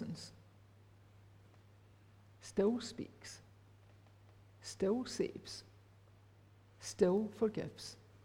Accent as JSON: {"language": "English", "town": "Rutherglen", "region": "Scotland", "country": "United Kingdom", "tie": "born or raised there", "said": "I was brought up in Fernhill and Cathkin Church in Rutherglen"}